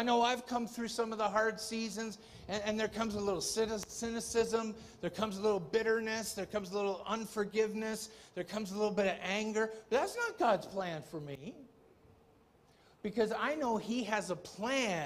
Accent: Ontario, Canada; I'm from Ontario, and things aren't quite as free there

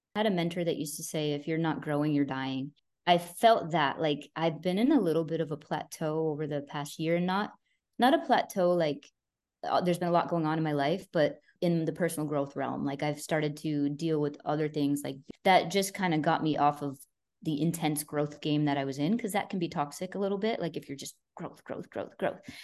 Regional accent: Boston, Massachusetts, United States; I'm freaking Italian, I'm from Boston

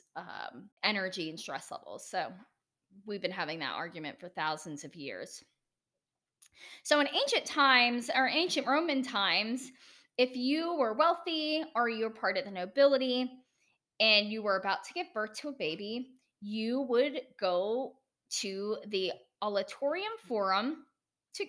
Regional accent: United States; accent: American

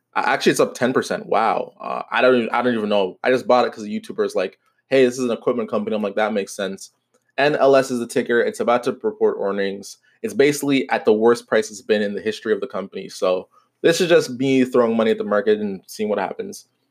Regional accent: Canada; I am Canadian

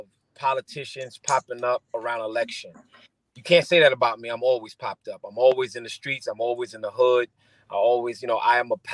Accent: New York City, New York, United States; I am a young Brooklyn boy. I grew up on Prospect between Brooklyn and New York, right across the street from Broward Park

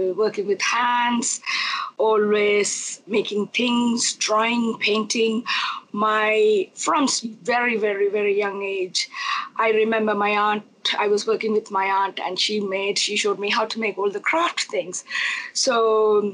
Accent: Jaffna, Northern Province, Sri Lanka; first language Tamil; English is a second language; also born or lived in Nuwara Eliya, Sri Lanka; now in Belfast, United Kingdom; I'm originally from Sri Lanka, and north of Sri Lanka, which is Jaffna.

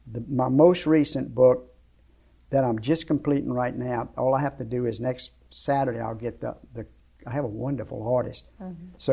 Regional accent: Shreveport, Louisiana, United States; I was from Shreveport, but I was living in Lafayette, and I was going to go watch her fight.

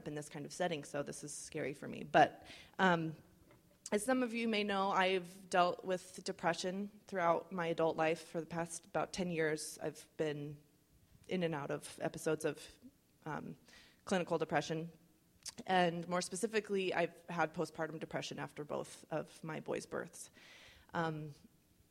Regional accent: United States; I'm white, I'm well-educated, I'm middle class, I'm an American.

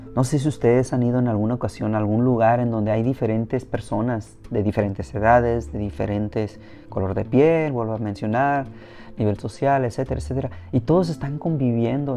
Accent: Mexico; now in United States; como mexicano

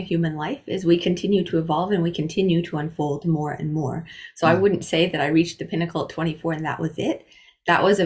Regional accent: Iowa, United States; I grew up in Iowa, in the US

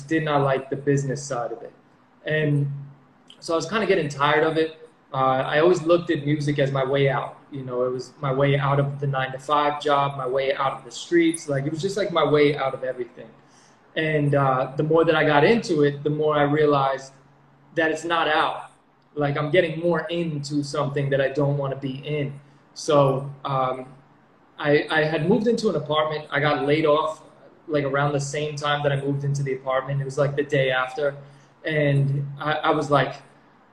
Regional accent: New York, United States; also born or lived in Connecticut; now in Puerto Rico; I'm from New York

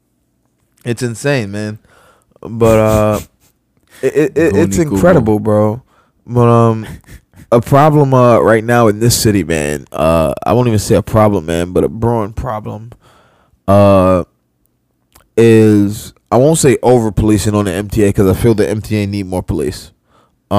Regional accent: New York City, New York, United States; a lifelong New Yorker

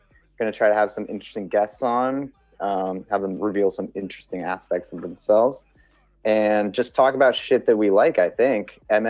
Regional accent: Seattle, Washington, United States; where I grew up in Seattle

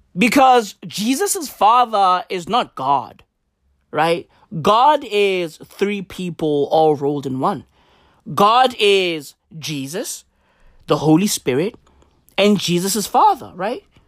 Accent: South Africa; we are South Africans

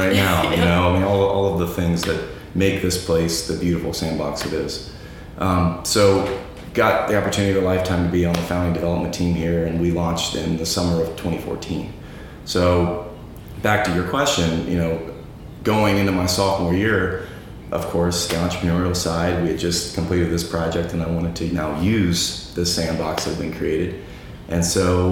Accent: High Point, North Carolina, United States; North Carolina boy, born and raised. I grew up in High Point, which is a furniture textiles hub.

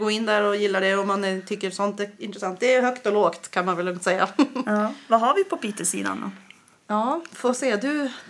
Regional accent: Umeå, Västerbotten County, Sweden; Jag, min dialekt är konstig. Jag är ju från Umeå eh, som jag har sagt. Och då hörs det att jag är uppifrån liksom.

